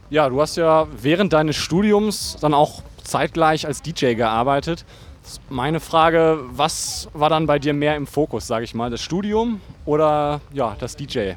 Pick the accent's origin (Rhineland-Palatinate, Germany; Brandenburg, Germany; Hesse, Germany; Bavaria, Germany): Rhineland-Palatinate, Germany; also born or lived in Bonn / Hamburg; Ich komme also komm aus dem Westerwald, ich bin im Westerwald